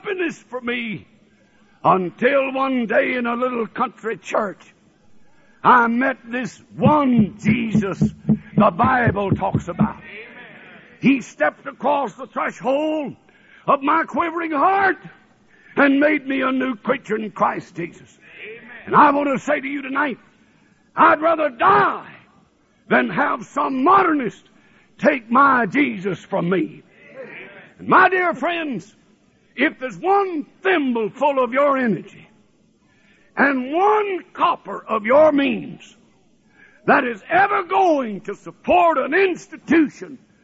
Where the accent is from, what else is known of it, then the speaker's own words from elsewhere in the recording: North Alabama, United States; also born or lived in New Orleans, Louisiana / Tennessee / Ohio; now in Michigan, United States; I was born in New Orleans, Louisiana, and I was raised in Alabama